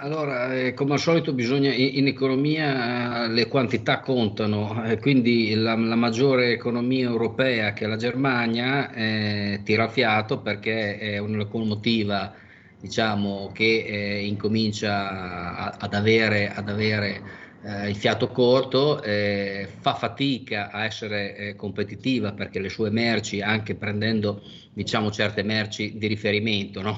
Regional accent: Emilia-Romagna, Italy; in dialetto romagnolo

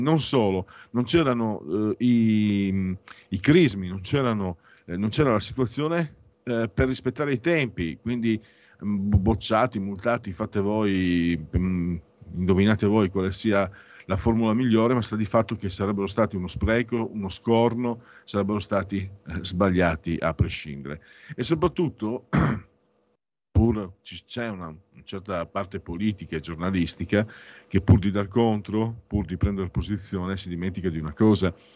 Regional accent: Friuli-Venezia Giulia, Italy; vengo dal Friuli

